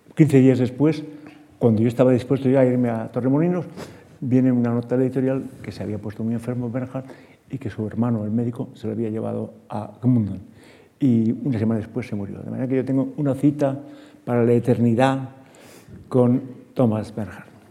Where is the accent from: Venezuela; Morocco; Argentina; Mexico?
Morocco; Larache, Tanger-Tetouan-Al Hoceima; moved away; en Larache, donde yo nací